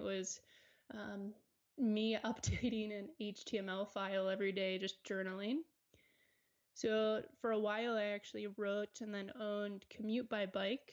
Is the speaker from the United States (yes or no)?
yes; Maryland, United States; also born or lived in Charlotte, North Carolina; now in Colorado, United States; I grew up in Maryland. I spent 8 years in Charlotte, North Carolina